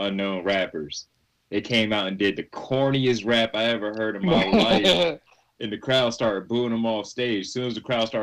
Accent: Philadelphia, Pennsylvania, United States; I'm from Philly. That's where I'm at right now

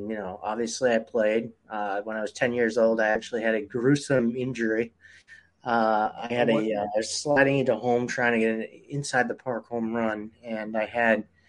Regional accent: Weymouth, Massachusetts, United States; also born or lived in Syracuse / Missouri; I grew up in Weymouth and on the South Shore

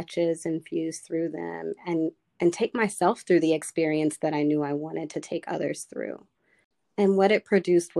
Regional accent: Charlotte, North Carolina, United States; now in Washington, DC, United States; I grew up in Charlotte, North Carolina, which is a pretty green town, but it is a southern town

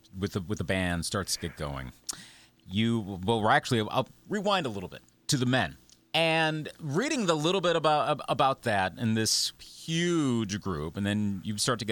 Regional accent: Upper Midwest, United States; for someone from the upper Midwest

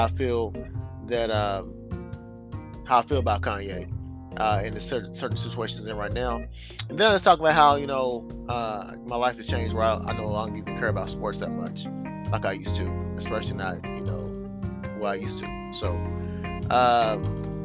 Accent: United States; as an American

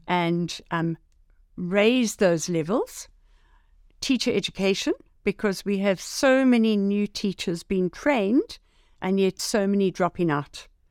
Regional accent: South Africa; as a South African

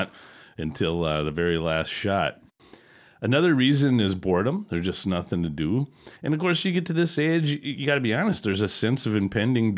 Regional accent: Wisconsin, United States; I'm from Wisconsin

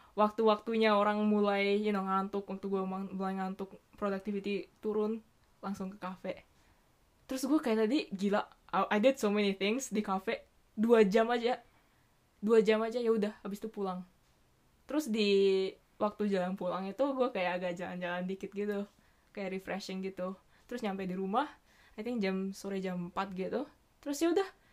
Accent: Indonesia; now in Tokyo, Japan; gue dari Indo

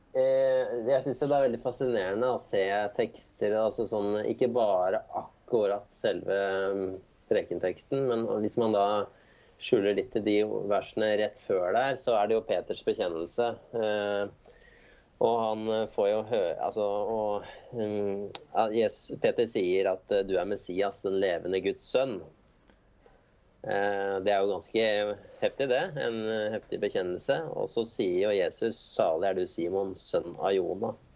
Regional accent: Jessheim, Akershus, Norway; now in Hakadal, Norway; Jeg kommer fra Jessheim. Så det er på andre siden av Romeriksåsen, da.

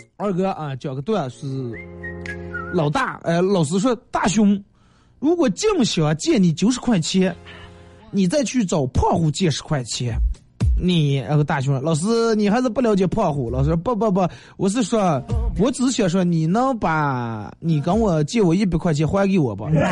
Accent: Northeast China, China; 我是个东北人

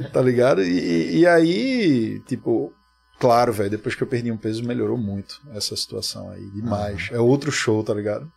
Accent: Recife, Pernambuco, Brazil; aqui em Recife, que é a minha terra, que é o lugar que eu sempre fui para shows

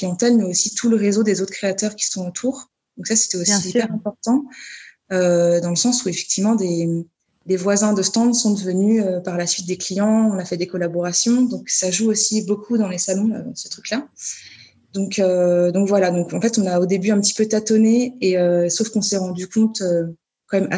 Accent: Paris, Île-de-France, France; Oui, alors bon, là, je parle en tant que parisienne ou pantinoise euh, qui part partout en France.

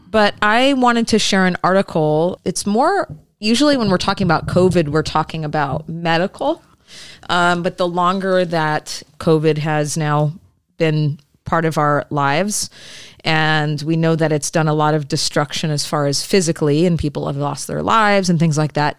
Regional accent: Michigan, United States; I'm from Michigan

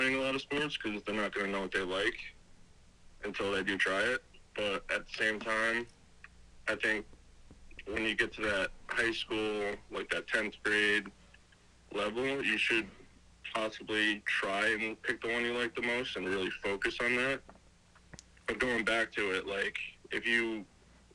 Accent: upstate New York, United States; I'm from a very small town in upstate New York. It's called Menasing Valley. It's like 10 minutes from Middletown, but it's also like only an hour from the city. Yeah, I grew up there my whole life

